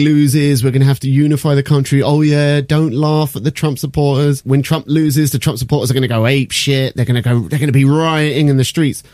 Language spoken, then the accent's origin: English; United Kingdom; I'm British.